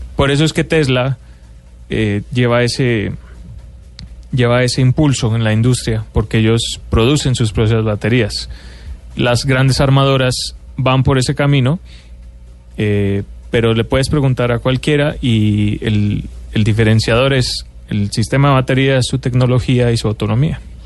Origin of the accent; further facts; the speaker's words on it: Colombia; moved away as an adult; also born or lived in Mexico; como colombiano que ha vivido en México